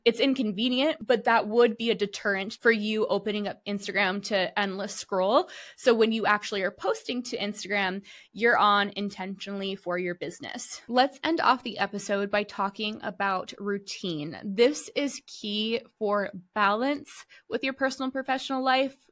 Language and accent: English; United States; I'm too American